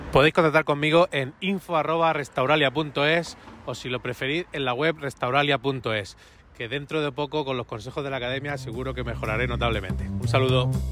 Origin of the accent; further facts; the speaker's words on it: Cartagena, Region of Murcia, Spain; soy de Cartagena